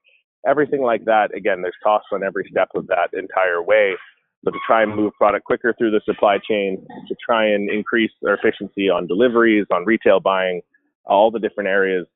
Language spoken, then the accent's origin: English; British Columbia, Canada; now in Calgary, Canada; I'm actually from British Columbia, so I have family and friends throughout the greater Vancouver area, as well as in the interior of BC